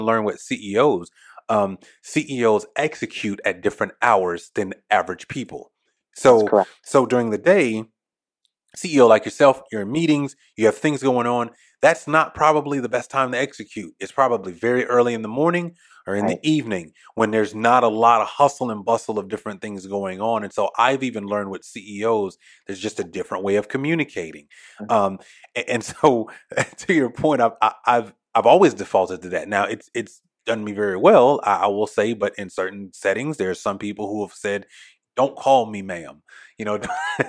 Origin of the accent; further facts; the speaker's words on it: the South, United States; I'm a Southerner